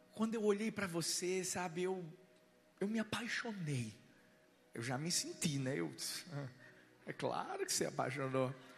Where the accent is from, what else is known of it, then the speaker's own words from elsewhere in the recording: Pernambuco, Brazil; Eu sou pernambucano, nordestino, cabra macho.